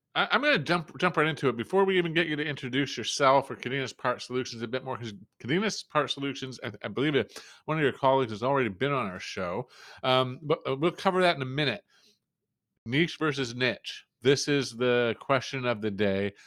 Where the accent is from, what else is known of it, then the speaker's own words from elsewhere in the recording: New Brunswick, Canada; being Canadian, but coming from Canada is only, uh, officially bilingual province